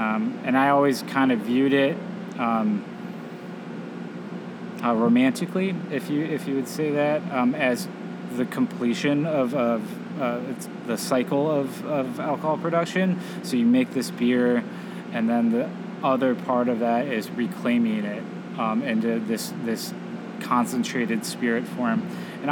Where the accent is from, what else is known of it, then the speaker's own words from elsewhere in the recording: Northwest Indiana, United States; moved away as an adult; now in Southwest Michigan, United States; I grew up in Northwest Indiana